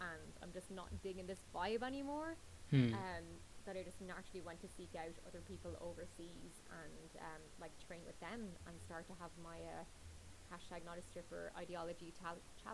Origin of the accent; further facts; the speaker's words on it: Drogheda, County Louth, Ireland; my hometown of Drogheda